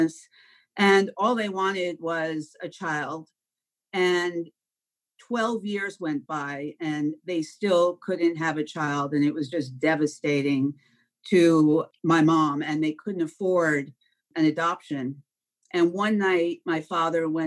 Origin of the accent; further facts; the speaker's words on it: Long Island, New York, United States; I grew up on Long Island.